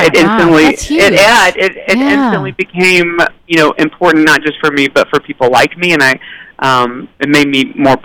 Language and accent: English; Tennessee, United States; I grew up in Tennessee